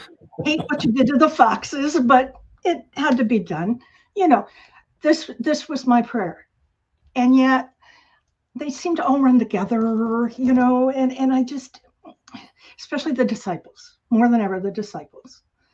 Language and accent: English; Turkey; moved away; also born or lived in Tampa, Florida, United States; Well, I was born in Tampa, Florida. My dad was in the Air Force, and so we moved around a lot, and I spent my formative years in Turkey